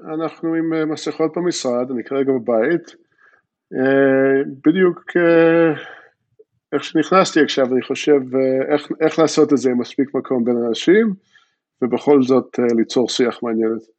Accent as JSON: {"language": "Hebrew", "town": "Jerusalem", "region": "Jerusalem District", "country": "Israel", "tie": "born or raised there", "also_born_or_lived": "Philadelphia, United States", "accent": "American", "first_language": "English", "second_language": "Hebrew", "said": "באתי מפילדלפיה לירושלים, אבל לצורך העניין, אה, בגיל שמונה כבר לא זוכרים את הרוב, אז טכנית אני מפילדלפיה, אבל הרבה זמן פה בירושלים"}